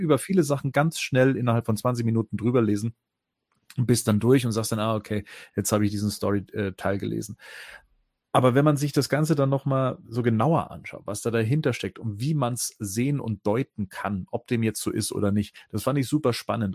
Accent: Munich area, Bavaria, Germany; ich komme aus dem Münchner Raum

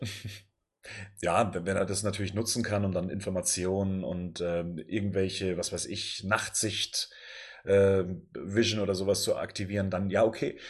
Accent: Bavaria, Germany; Ich bin aus Bayern.

